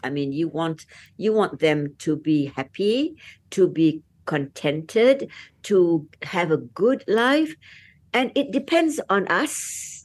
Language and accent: English; Malaysia